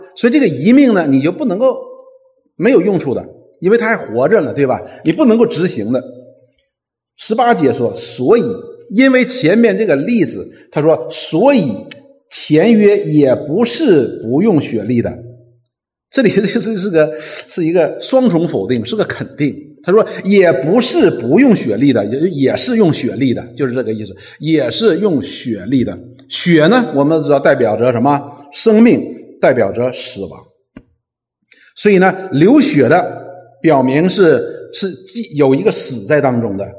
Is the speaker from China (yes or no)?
yes; China; 我们中国人